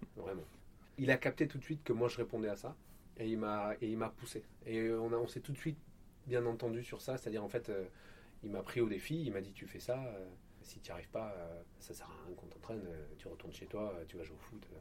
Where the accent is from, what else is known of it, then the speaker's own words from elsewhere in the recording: Marseille, Provence-Alpes-Côte d'Azur, France; also born or lived in Apt, Vaucluse; mon enfance sur laquelle j'ai des souvenirs, c'est plutôt à Marseille